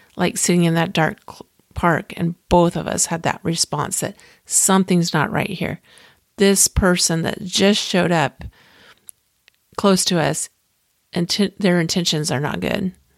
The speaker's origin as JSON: {"language": "English", "town": "Clearwater", "region": "Florida", "country": "United States", "tie": "born or raised there", "said": "I grew up in Clearwater, Florida"}